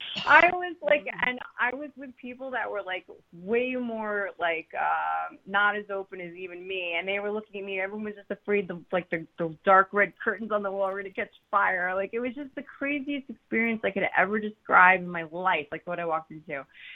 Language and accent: English; New Jersey, United States; also born or lived in Harlem, New York / Long Island, New York; like I was born in Harlem, but not raised there. I was raised in Jersey, Long Island, but I made my way there, you know, as a teenager, and I stuck around for 20 years.